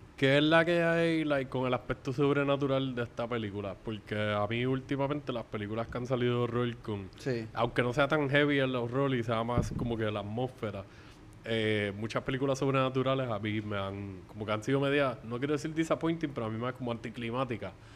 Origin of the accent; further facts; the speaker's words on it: Puerto Rico; aquí en Puerto Rico